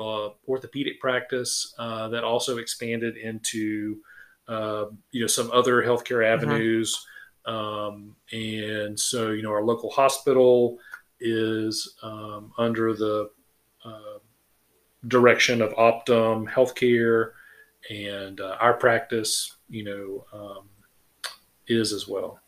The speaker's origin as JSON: {"language": "English", "town": "Sylvania", "region": "Georgia", "country": "United States", "tie": "born or raised there", "also_born_or_lived": "Macon / Savannah", "said": "I am from Sylvania. I uh, grew up here"}